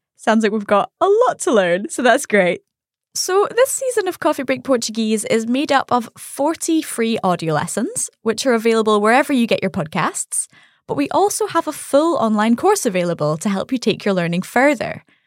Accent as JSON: {"language": "English", "region": "Scotland", "country": "United Kingdom", "said": "I'm from Scotland."}